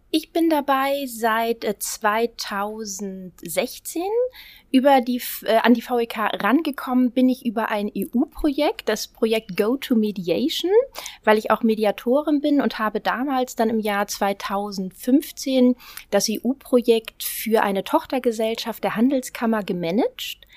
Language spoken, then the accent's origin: German; Düsseldorf, North Rhine-Westphalia, Germany; moved away as an adult; now in Hamburg, Germany; Ich bin gebürtige Düsseldorferin